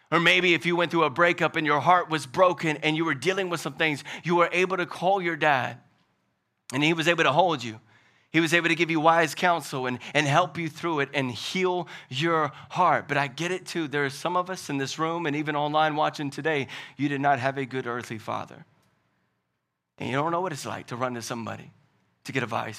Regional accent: Louisiana, United States; now in Hickory, United States; I'm from Louisiana, but I'm not from down south

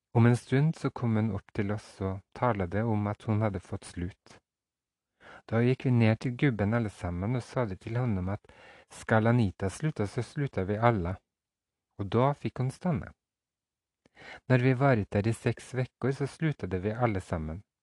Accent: Fosen, Trøndelag, Norway; ut på Kiran på Fosen, der jeg kommer fra

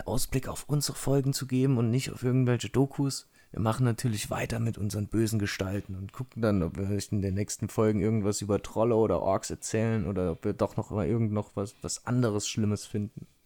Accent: Saarland, Germany; moved away; hier im, in der Heimat im Saarland zugange und da habe ich mich hier mit einem Kumpel nochmal getroffen, hier aus meinem, äh, aus meinem Heimatdorf

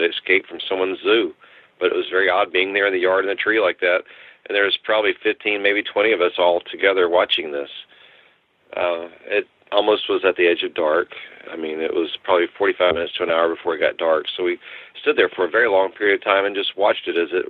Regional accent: New Braunfels, Texas, United States; I'm from Texas. I lived in a small town called New Braunfels in Comal County

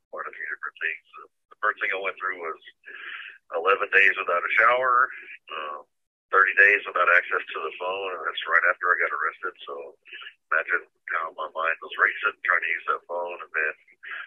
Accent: Houston, Texas, United States; moved away as an adult; now in Washington, D.C., United States; I'm from Houston, Texas

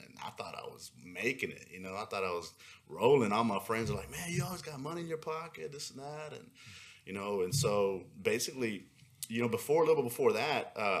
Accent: Pasadena, Texas, United States; also born or lived in Houston, Texas; I grew up in Pasadena, born and raised there. Always been in Houston my whole life

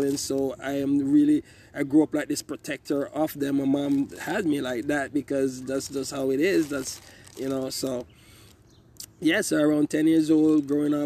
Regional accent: Kingston, Jamaica; moved away as an adult; also born or lived in The Bronx, New York; now in Waterbury, United States; I grew up in Kingston

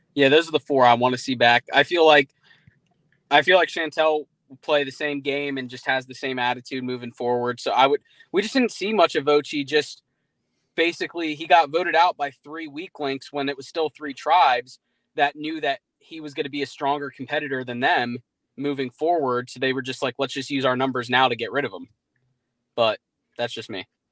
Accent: Jacksonville, Florida, United States; I'm from Jacksonville

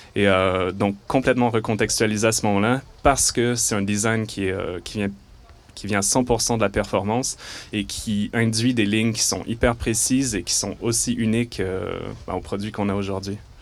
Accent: Montreal, Quebec, Canada; d'où je viens de Montréal. Et donc c'est pour ça que j'ai un léger accent

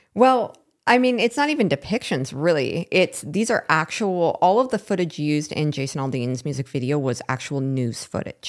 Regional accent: Seattle, Washington, United States; moved away as an adult; also born or lived in Portland, Oregon / Vancouver, Washington; I was born in Seattle and raised in the Seattle area

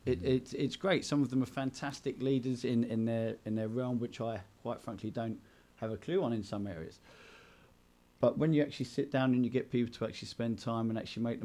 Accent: Enfield, London, United Kingdom; moved away; I grew up in Enfield in North London

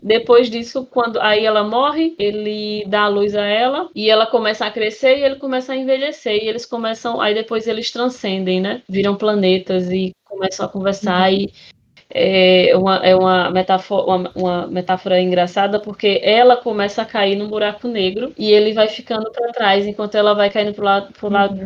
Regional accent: interior of Paraíba, Brazil; now in João Pessoa, Brazil; eu sou do interior da, da, de, da Paraíba

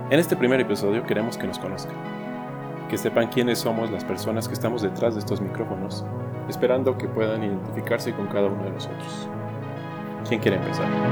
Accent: Mexico; moved away as an adult; also born or lived in United States; decidí regresar a mi México, Ahora trabajo en una empresa aeronáutica en mi ciudad natal

